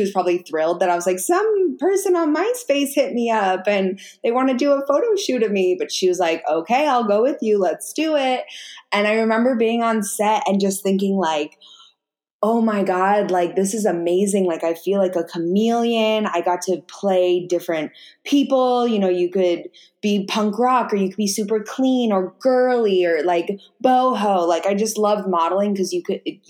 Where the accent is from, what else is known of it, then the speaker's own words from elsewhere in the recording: Orange County, California, United States; I grew up in Orange County, which is like an hour and a half outside